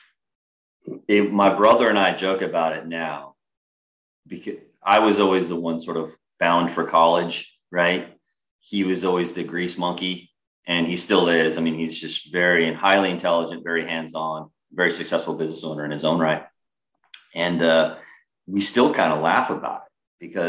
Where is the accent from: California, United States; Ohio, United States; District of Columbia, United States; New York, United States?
California, United States; moved away as an adult; also born or lived in Massachusetts; growing up in California